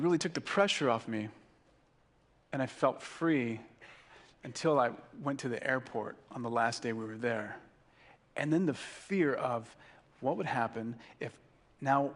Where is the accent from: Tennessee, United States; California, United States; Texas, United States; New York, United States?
California, United States; Carpinteria